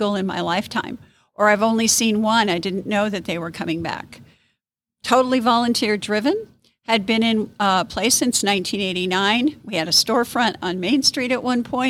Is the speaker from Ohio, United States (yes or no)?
no; Central Illinois, United States; moved away as an adult; also born or lived in Texas; now in Wabasha, United States; I'm originally from Central Illinois, another small town